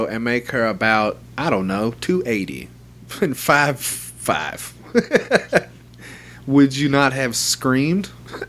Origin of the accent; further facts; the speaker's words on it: the South, United States; I'm from the South, not son.